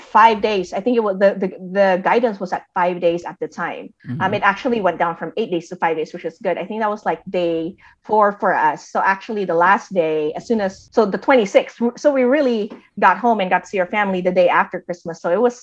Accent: Baguio, Cordillera Administrative Region, Philippines; accent: Ilocano; now in United States; I grew up in Baguio

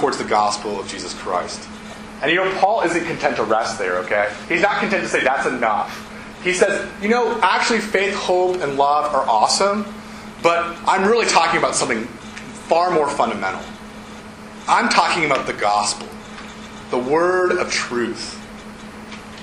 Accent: Ohio, United States; moved away as an adult; also born or lived in Davidson, North Carolina; I'm from Ohio

